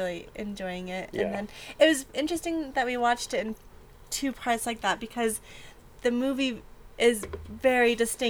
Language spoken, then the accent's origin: English; Canada; I'm from Canada